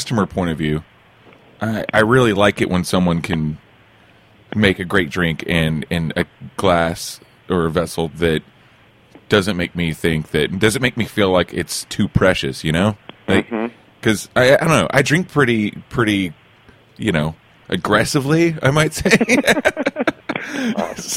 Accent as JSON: {"language": "English", "town": "Lone Wolf", "region": "Oklahoma", "country": "United States", "moved": "yes", "lives_now": "New York City, United States", "said": "I'm from Lone Wolf, Oklahoma, right across from Wichita Falls."}